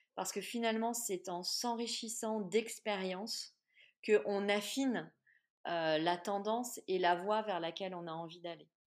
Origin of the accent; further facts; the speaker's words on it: Clermont-Ferrand, Auvergne-Rhône-Alpes, France; de par ma région d'origine